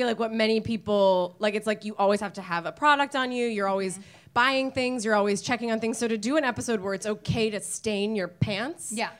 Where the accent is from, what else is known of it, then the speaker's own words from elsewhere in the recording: outside Seattle, Washington, United States; I grew up outside Seattle, so we would, I grew up outside Seattle